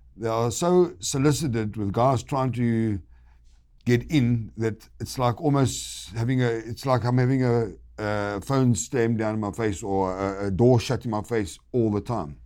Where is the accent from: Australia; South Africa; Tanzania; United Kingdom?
South Africa; moved away as an adult; now in United States; I live half in South Africa, half in America, 'cause I am a South African.